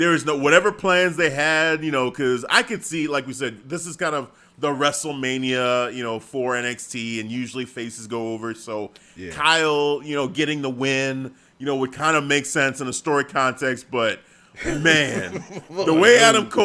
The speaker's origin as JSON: {"language": "English", "country": "Nigeria", "said": "being Nigerian"}